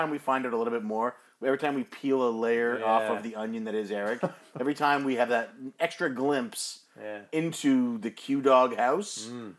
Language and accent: English; Canada; I'm Canadian.